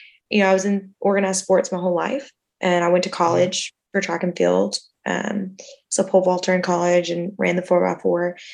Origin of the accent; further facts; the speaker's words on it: Kentucky, United States; moved away as an adult; also born or lived in Alabama / Florida; now in Austin, United States; I'm from Kentucky. And so before I moved here, I lived in Kentucky till I was 18